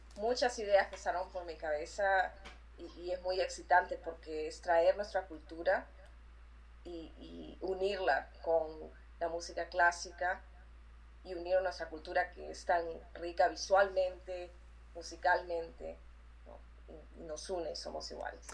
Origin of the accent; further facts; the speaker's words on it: Lima, Peru; moved away as an adult; yo nací en el Perú. Eh, viví en el Perú hasta que tenía 20 años.